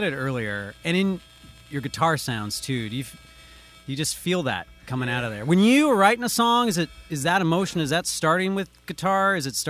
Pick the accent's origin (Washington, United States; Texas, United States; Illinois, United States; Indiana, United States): Washington, United States; Seattle; I am from Seattle.